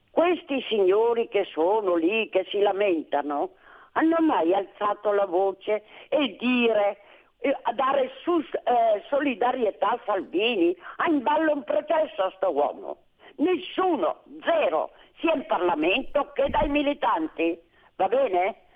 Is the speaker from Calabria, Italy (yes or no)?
yes; Calabria, Italy; born there; moved away; guarda che sono nata in Calabria io, eh, sono 84 anni che sono qua